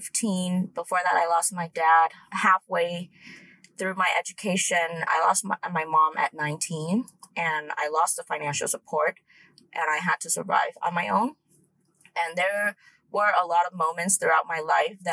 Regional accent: Vietnam; now in United States; I grew up in Vietnam

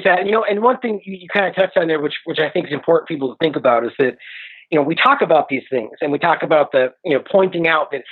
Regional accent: United States; as an American people

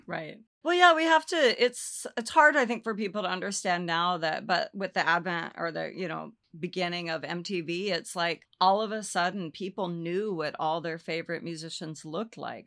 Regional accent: Olympia, Washington, United States; I grew up in Olympia, Washington

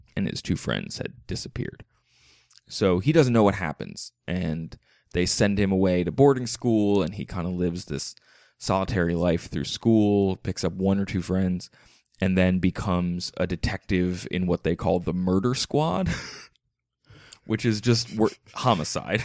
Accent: Philadelphia area, Pennsylvania, United States; I'm from the Philly area. That's, we say Wooder

